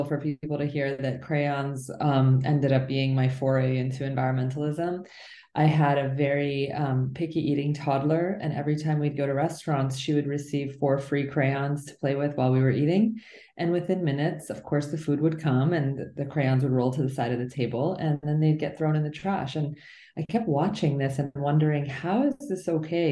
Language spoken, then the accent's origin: English; New Jersey, United States; also born or lived in Iran; my family left when I was just shy of a year old, and we moved all over the place and ended up in a small town in New Jersey.